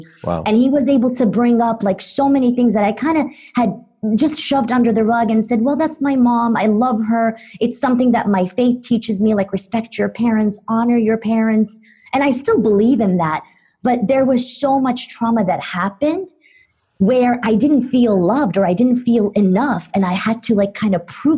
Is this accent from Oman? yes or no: no; Istanbul, Turkey; moved away as an adult; now in United States; I grew up in Istanbul, Turkey up until the age of 17. And then I moved to the U.S. as an international student.